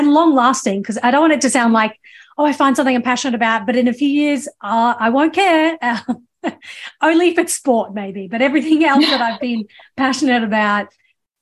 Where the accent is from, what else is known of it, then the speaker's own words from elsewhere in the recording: Australia; also born or lived in England; now in United States; I grew up in Australia. I was born in England